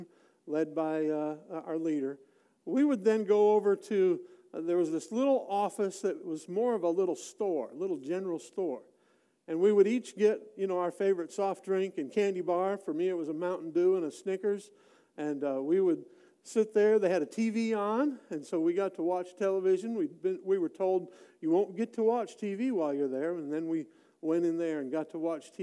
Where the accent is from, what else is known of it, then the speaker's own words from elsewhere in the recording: Wisconsin, United States; moved away; I grew up in Wisconsin and spent a lot of my time, my very early years there